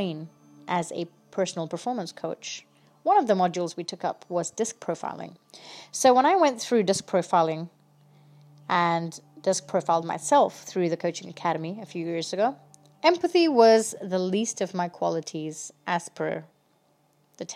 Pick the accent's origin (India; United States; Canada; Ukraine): India; I'm from India